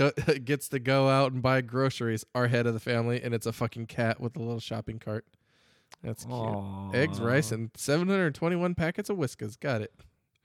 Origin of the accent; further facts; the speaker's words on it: Scotland, United Kingdom; I liked that one because I'm a Scot.